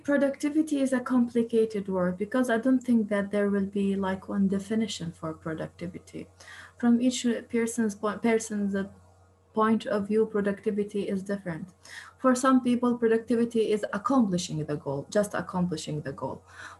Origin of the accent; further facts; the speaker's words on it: Jerusalem, East Jerusalem, Palestine; moved away as an adult; now in Istanbul, Turkey; I'm originally from East Jerusalem. I came to Istanbul since 5 years to continue my PhD.